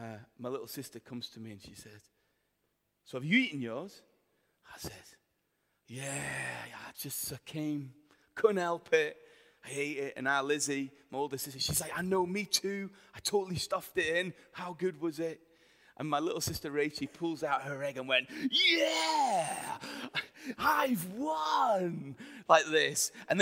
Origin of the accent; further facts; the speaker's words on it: Himalayas, India; moved away; I lived in India for many years and I grew up in the Himalayas.